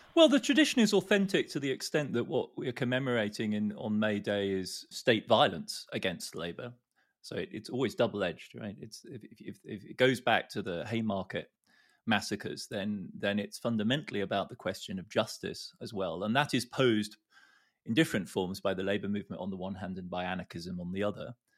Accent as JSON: {"language": "English", "country": "Germany", "tie": "born or raised there", "said": "a kid like me growing up in West Berl, West Germany"}